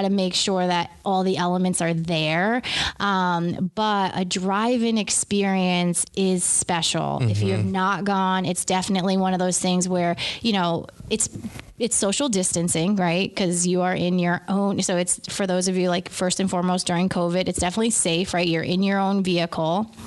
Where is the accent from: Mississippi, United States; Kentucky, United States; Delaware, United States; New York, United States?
New York, United States; Beacon; being from Beacon